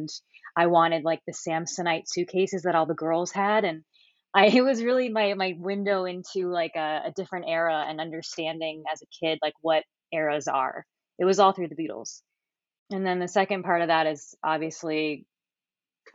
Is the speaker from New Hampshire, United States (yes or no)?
no; Miami, Florida, United States; I am from Miami, Florida, very far down south, so not like the beach area